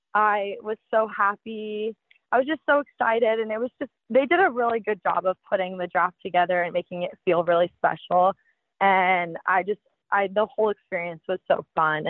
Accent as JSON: {"language": "English", "town": "San Diego", "region": "California", "country": "United States", "also_born_or_lived": "Clemson", "moved": "as an adult", "said": "I'm from San Diego"}